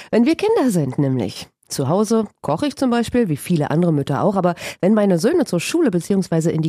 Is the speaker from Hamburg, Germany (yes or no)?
no; Brandenburg, Germany; bei uns in Brandenburg